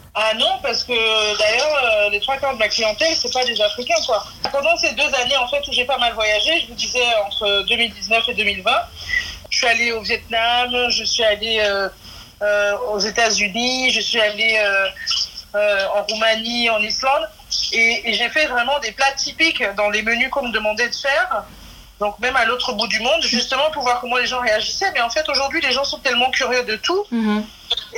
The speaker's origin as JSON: {"language": "French", "country": "Benin", "also_born_or_lived": "Marseille, France", "moved": "yes", "lives_now": "Nîmes, France", "said": "mon pays d'origine"}